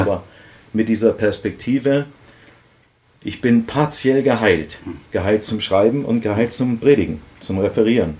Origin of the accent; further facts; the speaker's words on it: Bad Emstal, Hesse, Germany; also born or lived in Marburg; Aus Balhorn, das heißt heute Bad Emstal. Das liegt da zwischen Fritzlau und Kassel